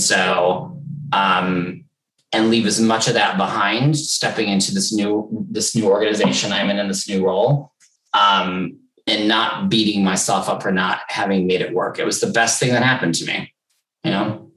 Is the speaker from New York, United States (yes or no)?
yes; New York, United States; moved away as an adult; now in London, United Kingdom; I was from New York